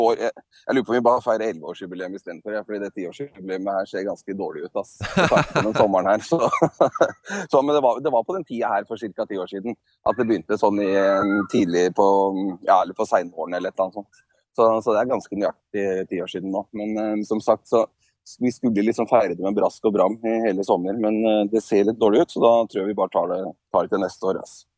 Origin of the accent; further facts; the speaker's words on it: Beitostølen, Innlandet, Norway; moved away; vi er opprinnelig fra Valdres. Jeg er fra et ganske lite sted som heter Beitostølen